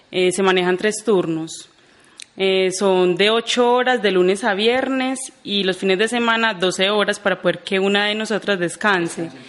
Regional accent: Jericó, Antioquia, Colombia; Claro que sí, yo soy de Jericó, 25 eh, años ya acá en Jericó.

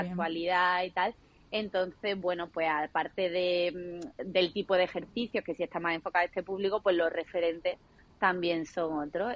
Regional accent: Málaga, Andalusia, Spain; soy malagueña, vivo aquí en Málaga

